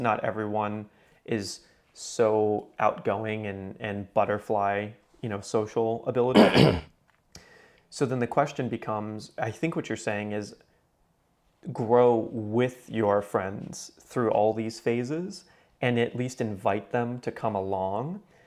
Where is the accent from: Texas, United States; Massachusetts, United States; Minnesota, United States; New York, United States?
Texas, United States; Houston; I was still living in my hometown